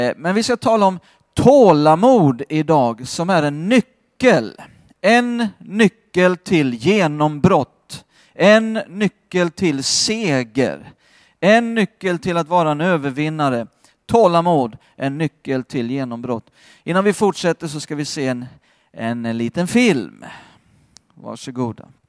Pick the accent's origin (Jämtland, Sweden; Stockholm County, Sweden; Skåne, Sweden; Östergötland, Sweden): Skåne, Sweden; Jag har vuxit upp i Skåne